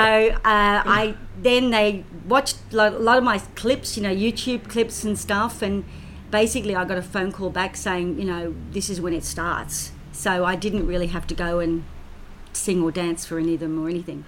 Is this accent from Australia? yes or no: yes; Australia; also born or lived in United Kingdom; came to Australia when I was four and a half. So, and of course, I'm an Australian citizen.